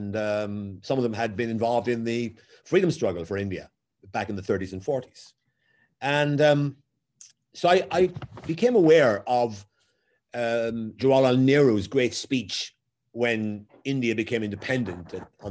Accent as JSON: {"language": "English", "town": "Waterford", "region": "Munster", "country": "Ireland", "tie": "born or raised there", "moved": "as an adult", "said": "Growing up in Waterford in the 1960s"}